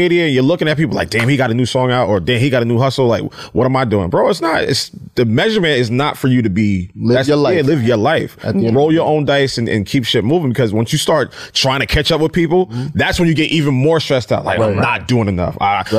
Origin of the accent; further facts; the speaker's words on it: New Jersey, United States; Yes. I'm from Jersey.